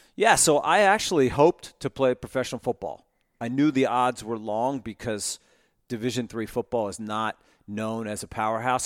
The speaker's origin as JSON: {"language": "English", "area": "Monmouth County, Jersey Shore", "region": "New Jersey", "country": "United States", "tie": "born or raised there", "also_born_or_lived": "Ohio", "moved": "as an adult", "lives_now": "Atlanta, United States", "said": "I grew up in Monmouth County on the Jersey Shore"}